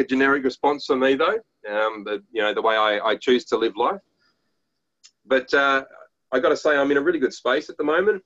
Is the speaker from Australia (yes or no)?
yes; Australia